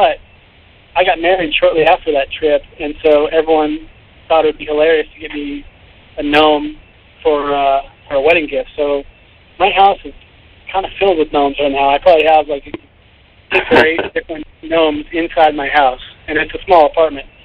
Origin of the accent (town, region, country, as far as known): Washington, United States